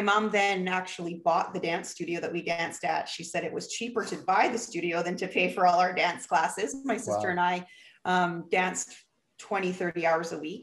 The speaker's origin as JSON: {"language": "English", "town": "Vancouver", "region": "British Columbia", "country": "Canada", "accent": "Canadian", "said": "I'm from Canada, Vancouver, British Columbia."}